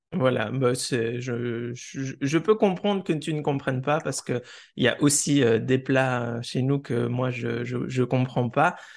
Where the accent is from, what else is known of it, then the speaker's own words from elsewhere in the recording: Switzerland; chez nous en Suisse